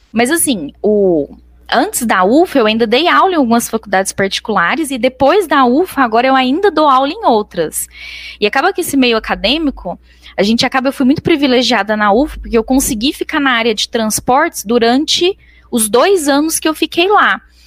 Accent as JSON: {"language": "Portuguese", "town": "Araguari", "region": "Minas Gerais", "country": "Brazil", "tie": "born or raised there", "also_born_or_lived": "Canada", "said": "nasci em Araguari"}